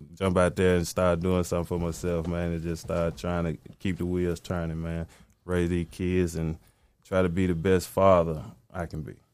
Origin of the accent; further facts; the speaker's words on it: the South, United States; I'm from the South, man, so I'm heavily influenced by Southern music